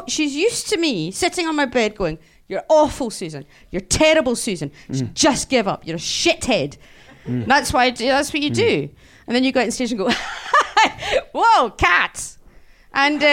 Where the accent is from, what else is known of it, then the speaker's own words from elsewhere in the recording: Scotland, United Kingdom; being Scottish and not living in London